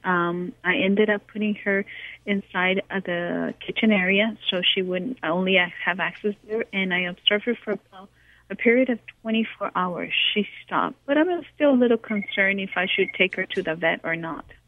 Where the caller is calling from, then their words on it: Los Angeles, California, United States; I'm calling from Encino, California.